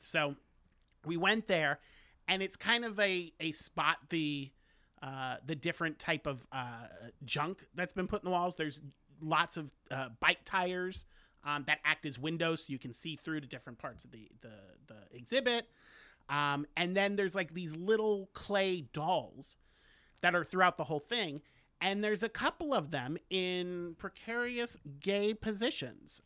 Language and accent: English; Orlando, Florida, United States; I'm from Orlando.